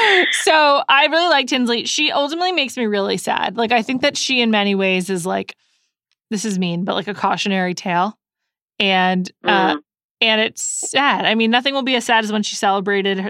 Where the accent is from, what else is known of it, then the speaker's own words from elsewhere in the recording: New York, United States; I'm from New York